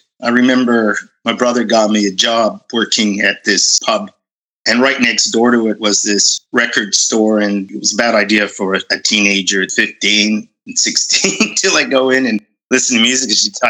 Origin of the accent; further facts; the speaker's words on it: Ottawa, Ontario, Canada; also born or lived in Edmonton, Canada / Vancouver, Canada; I was born actually in Ottawa and sort of spent half my life there and then family moved to be closer to the Raleighs in Edmonton, Alberta.